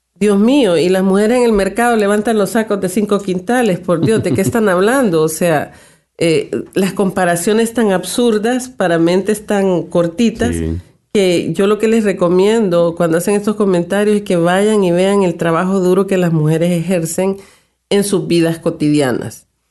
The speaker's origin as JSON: {"language": "Spanish", "country": "El Salvador", "moved": "yes", "lives_now": "Canada"}